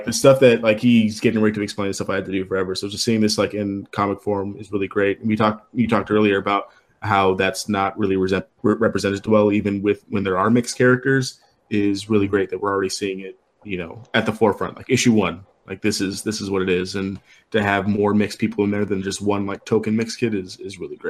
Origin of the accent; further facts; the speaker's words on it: El Paso, Texas, United States; I come from dark brown Mexicans. Sorry, and that's stuff I had to do like every day growing up in El Paso